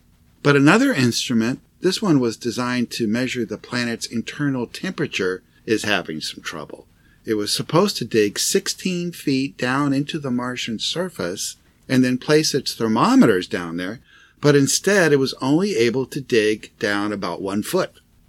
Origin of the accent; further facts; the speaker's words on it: Tucson, Arizona, United States; in my hometown, Tucson, Arizona